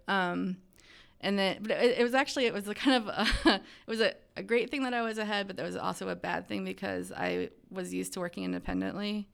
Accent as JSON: {"language": "English", "region": "Ohio", "country": "United States", "tie": "born or raised there", "also_born_or_lived": "Baltimore, Maryland / Seattle, Washington", "said": "I grew up in Pawtucket, Ohio"}